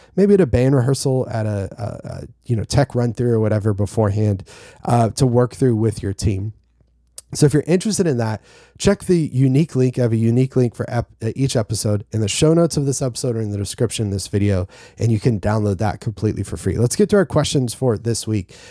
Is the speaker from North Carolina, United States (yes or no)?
yes; North Carolina, United States; I'm from North Carolina